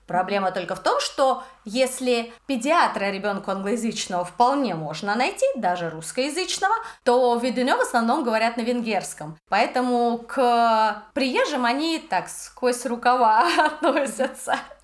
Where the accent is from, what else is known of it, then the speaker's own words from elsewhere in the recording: Russia; moved away as an adult; now in Budapest, Hungary; я из России